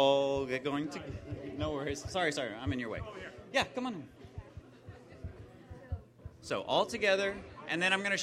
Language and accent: English; United States; us Americanos